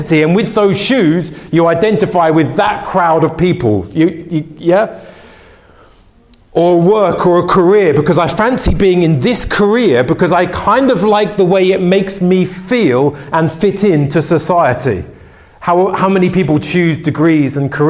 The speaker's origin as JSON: {"language": "English", "region": "London", "country": "United Kingdom", "tie": "born or raised there", "said": "I grew up in West London"}